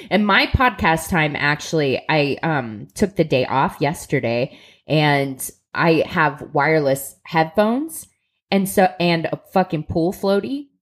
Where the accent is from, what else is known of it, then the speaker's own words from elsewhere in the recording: Columbus, Ohio, United States; we're from Columbus, Ohio